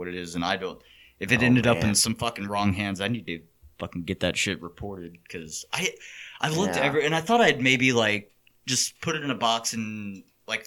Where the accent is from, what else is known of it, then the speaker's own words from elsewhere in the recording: Texas, United States; as a Texan